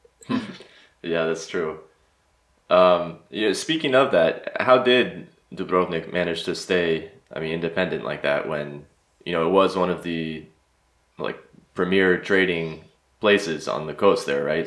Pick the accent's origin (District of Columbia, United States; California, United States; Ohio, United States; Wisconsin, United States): California, United States; Los Angeles; moved away as an adult; now in Zagreb, Croatia; Born and raised in Los Angeles, I'm now living in Zagreb and studying the Croatian language